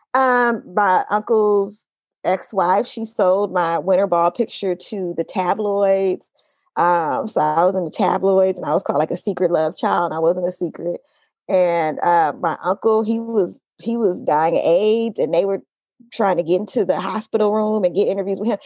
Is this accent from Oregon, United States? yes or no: no; Oakland, California, United States; also born or lived in Los Angeles; I grew up in Oakland. I grew up specifically in East Oakland